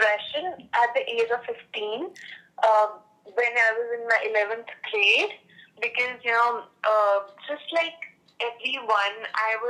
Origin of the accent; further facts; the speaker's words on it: India; also born or lived in Bangalore; I'm from India